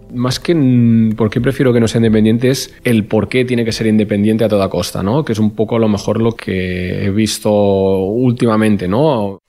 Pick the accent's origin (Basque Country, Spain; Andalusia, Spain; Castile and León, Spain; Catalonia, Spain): Catalonia, Spain; Torelló; also born or lived in near León, Spain / Madrid, Spain; Soy nacido en Turelló, al lado de Vic, zona de mucha influencia independentista. Y bueno, y allí estuve viviendo hasta los 9-10 años y después estuve viviendo tres años en el, lo que podría ser un extremo opuesto, en un pueblo de 15.000 habitantes al lado